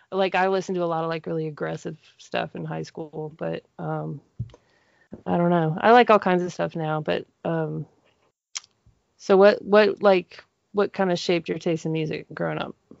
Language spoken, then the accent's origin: English; Denver, Colorado, United States; moved away as an adult; now in Monroe, United States; growing up in Denver, um, I would say the, my neighborhood population growing up, at least till I was like 12